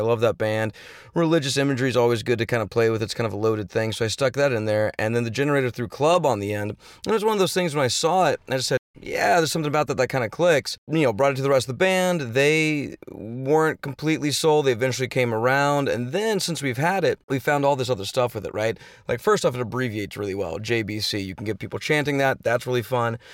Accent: Houston, Texas, United States; now in Los Angeles, United States; I'm from Texas. I grew up in Texas. Yeah, I grew up in Houston, Texas

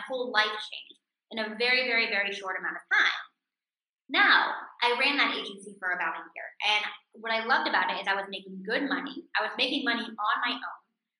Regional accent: California, United States; moved away as an adult; now in Israel; doable for me as a 23-year-old living in a foreign country, by the way, I was living in Israel, I came from California, where I didn't speak the language

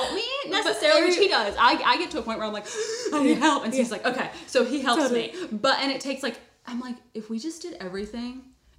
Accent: Virginia, United States; moved away as an adult; also born or lived in Tennessee; now in Nashville, United States; I'm from Virginia.

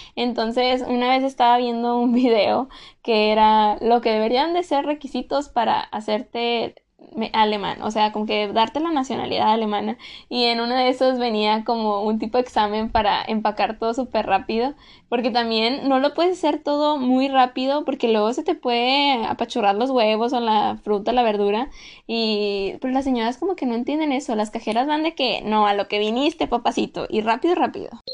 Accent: Mexico; also born or lived in Germany; nosotros como mexicanos

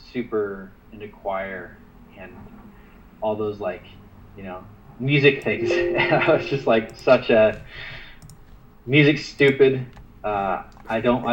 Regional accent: the Northwest, Pacific Northwest, United States; I was from the Northwest

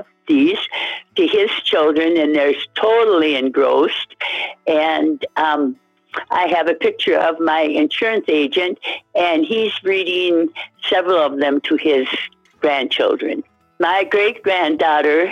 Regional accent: Hermantown, Minnesota, United States; I'm from Hermantown in the Duluth, Minnesota area

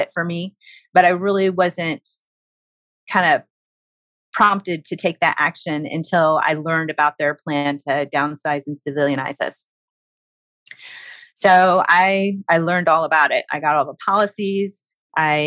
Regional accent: Illinois, United States; moved away as an adult; also born or lived in Biloxi, Mississippi / Panama City, Florida; I'm from Illinois

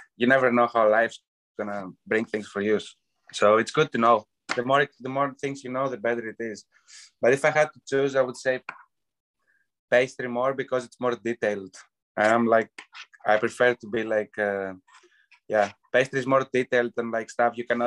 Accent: Euboea, Central Greece, Greece; now in Canada; I grew up in Evia. That's an island right next to Athens.

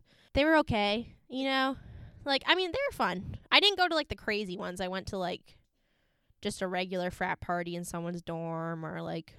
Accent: Cambridge, Massachusetts, United States; since I grew up in Cambridge

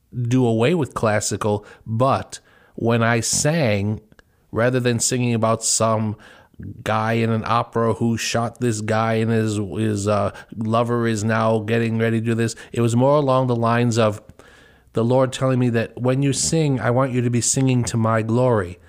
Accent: Chicago suburbs, Illinois, United States; I grew up in the Chicago suburbs

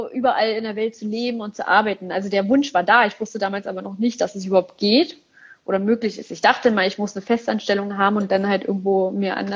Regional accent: Berlin, Germany; aber in Berlin, ich komme aus Berlin

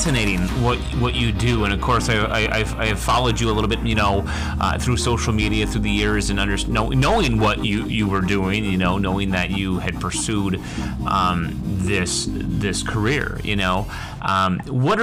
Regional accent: Upper Peninsula of Michigan, United States; We grew up in the UP

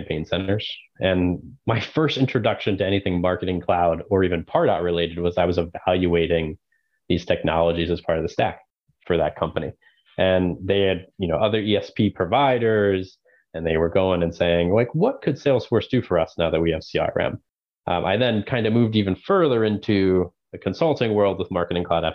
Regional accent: Maryland, United States; born and raised in Maryland

